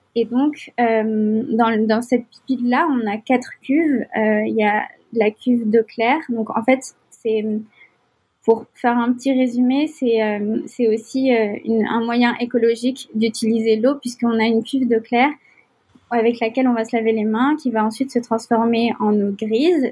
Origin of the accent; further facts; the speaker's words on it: Algiers, Algiers Province, Algeria; moved away as an adult; also born or lived in Nantes, France; now in Montreal, Canada; j'ai j'ai grandi à Alger, en Algérie, pendant une grande partie de ma vie.